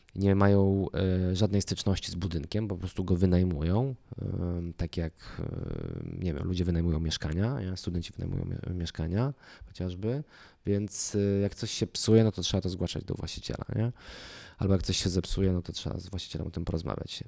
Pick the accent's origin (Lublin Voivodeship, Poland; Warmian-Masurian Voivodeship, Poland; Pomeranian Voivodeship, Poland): Lublin Voivodeship, Poland; moved away as an adult; also born or lived in Kraków; z mojego miasta, z którego pochodzę, z Lubelszczyzny